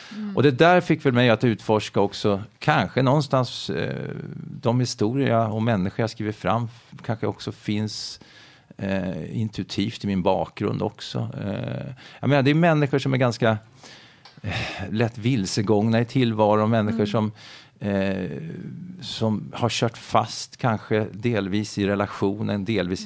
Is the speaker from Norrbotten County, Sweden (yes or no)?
no; Finspång, Östergötland, Sweden; jag växte upp i Finspång, en bruksort i Östergötland.